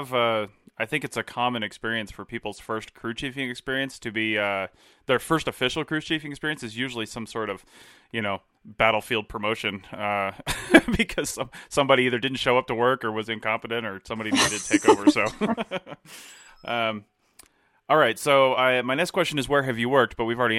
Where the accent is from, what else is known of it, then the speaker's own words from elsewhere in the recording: Southeast, United States; I came from the Southeast out this direction. I don't know that I'll ever go back.